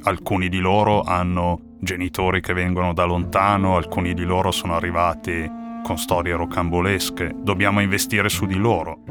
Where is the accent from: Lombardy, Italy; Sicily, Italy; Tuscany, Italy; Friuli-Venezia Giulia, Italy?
Lombardy, Italy; Milan; crescendo a Milano